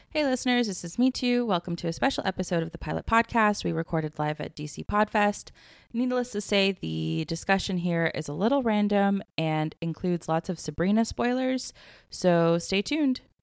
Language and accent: English; Atlanta, Georgia, United States; I grew up in Atlanta